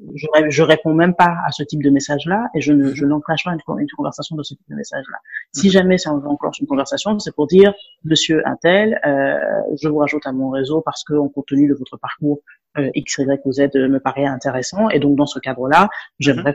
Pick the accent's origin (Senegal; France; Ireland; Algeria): Senegal; first language Wolof; French is a second language; moved away as an adult; also born or lived in Dakar, Senegal; now in Abidjan, Côte d'Ivoire; je suis sénégalaise. Donc, en Olof, on dit Jeff, Ça, c'est merci